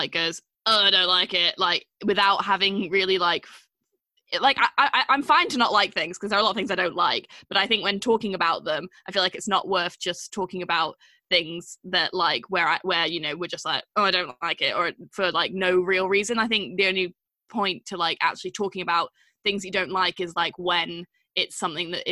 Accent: Manchester, North West England, United Kingdom; posh Mancunian duo

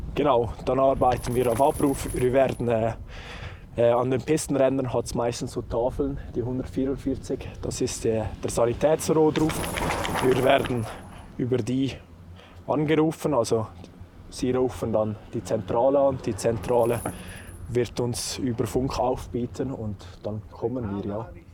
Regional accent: Saas Valley, Valais, Switzerland; moved away as an adult; now in Lenzerheide, Switzerland; ursprünglich komme ich aus dem schönen Saastal im Wallis

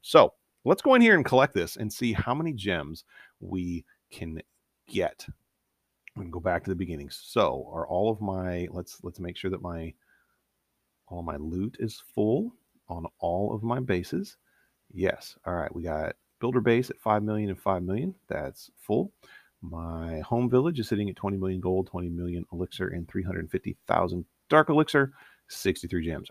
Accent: Northeast Ohio, United States; I grew up in Northeast Ohio

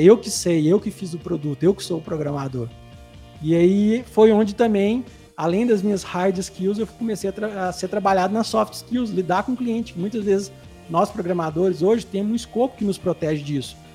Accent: Santo Antônio do Monte, Minas Gerais, Brazil; eu sou é, nascido e criado bem no interior de Minas, é uma cidadezinha chamada Santo Antônio do Monte.

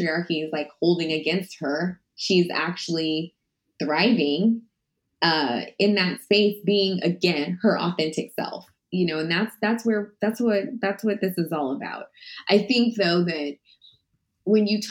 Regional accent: Texas, United States; I grew up in Texas.

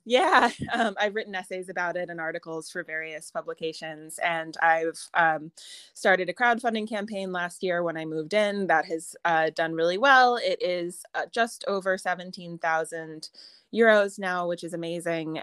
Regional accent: United States; accent: American; moved away as an adult; also born or lived in Ireland; now in Connemara, Ireland; I'm an American, as you can doubtless tell from my accent

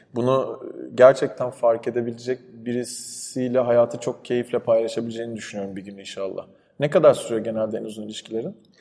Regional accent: İzmir, Turkey; İzmir'de büyüdüm ben.

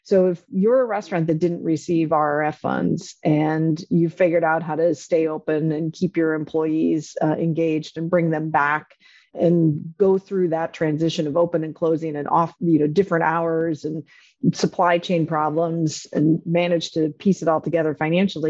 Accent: North Dakota, United States; moved away; I grew up on a farm in North Dakota

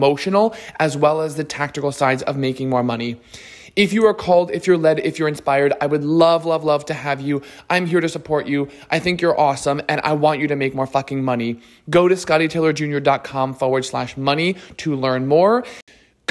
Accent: New Jersey, United States; also born or lived in Los Angeles / Florida; now in Miami, United States; I'm from Jersey, which is, the best state

